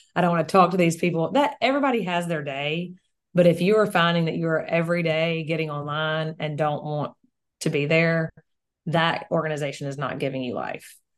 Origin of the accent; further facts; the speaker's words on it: Mississippi, United States; we are also in a, a very small town in in Mississippi.